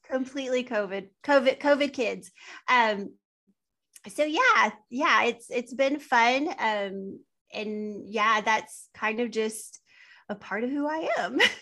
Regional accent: West Texas, United States; I am from West Texas

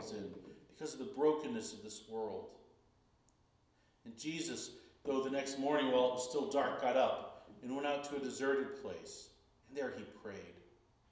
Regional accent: Chicago, Illinois, United States; growing up in Chicago

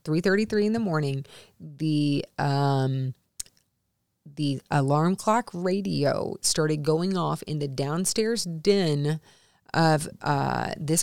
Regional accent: the South, United States; I'm from the South.

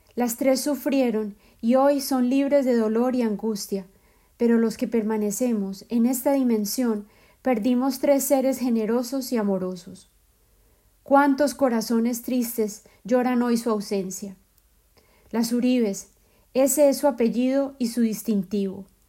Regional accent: Medellín, Antioquia, Colombia; moved away; mi ciudad de origen, Medellín

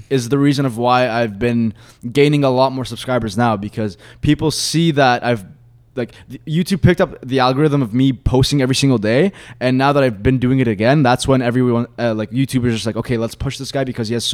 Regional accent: Egypt; Uh, I'm obviously from Egypt and stuff.

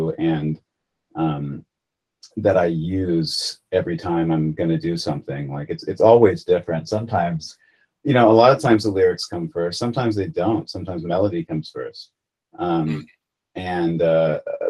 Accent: United States; as an American

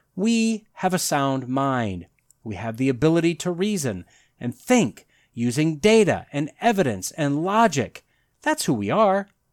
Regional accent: Wisconsin, United States; I grew up in Wisconsin.

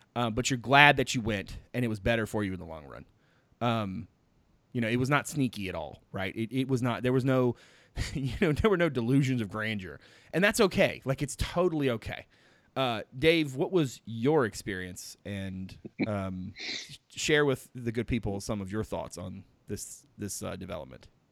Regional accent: Petersburg, Virginia, United States; I was born in Virginia, and then I was like, was it Petersburg?

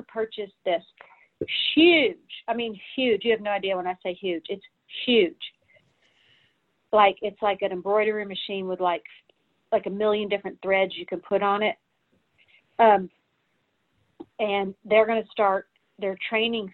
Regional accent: the South, United States; now in Nashville, United States; I'm from the South

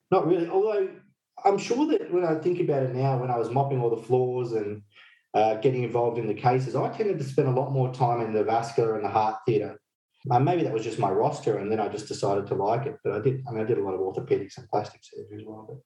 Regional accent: Fiji; So when I grew up in Fiji in my uh, in my youth

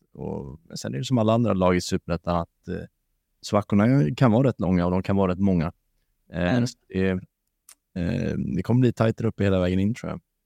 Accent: Varberg, Halland County, Sweden; Jag är från Varberg

